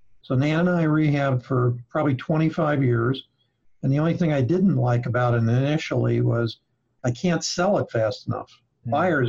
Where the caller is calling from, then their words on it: South Florida, United States; I'm calling in from South Florida.